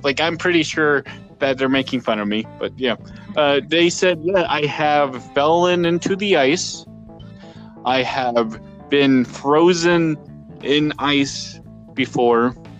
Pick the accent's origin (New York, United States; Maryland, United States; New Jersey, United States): New Jersey, United States; now in Canada; I have came from the United States. I am born and raised in Jersey.